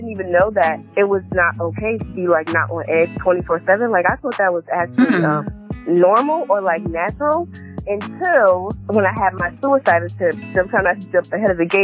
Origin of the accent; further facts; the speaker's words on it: New Jersey, United States; moved away as an adult; I am originally from New Jersey